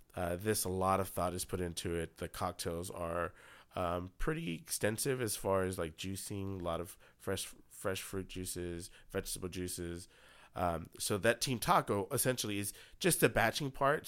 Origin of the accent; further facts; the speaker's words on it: Houston, Texas, United States; I'm from Houston